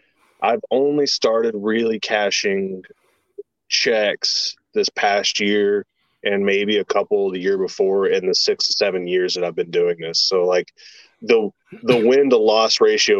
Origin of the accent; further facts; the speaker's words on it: Central Kentucky, United States; I'm actually from Kentucky, Central Kentucky. I live here in Louisville